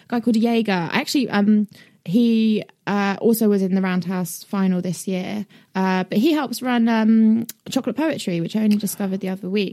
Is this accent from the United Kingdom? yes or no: yes; United Kingdom; also born or lived in northwest London / Brighton; I, did live in northwest London until I was nine, and then I moved to Brighton